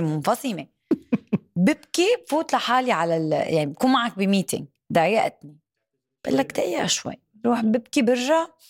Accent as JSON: {"language": "Arabic", "country": "Syria", "moved": "yes", "lives_now": "Dubai, United Arab Emirates", "said": "انا سوري"}